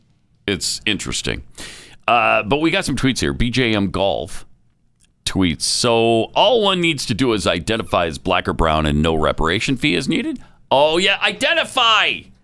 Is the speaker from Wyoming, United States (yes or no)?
no; Texas, United States; as a Texan